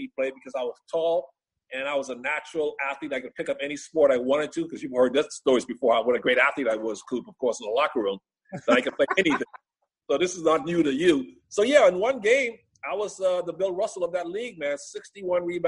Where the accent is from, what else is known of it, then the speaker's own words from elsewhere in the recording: Bahamas; now in United States; The island that I grew up on